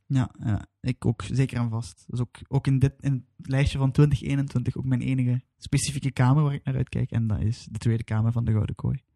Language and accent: Dutch; Belgium; wij als Belgen, of ik als Belg